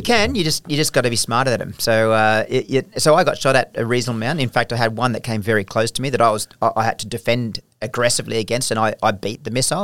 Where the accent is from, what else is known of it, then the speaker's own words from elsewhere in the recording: Australia; I was taken over as still an Australian officer, so I was still Australian, wearing Australian rank, employed by the Australian government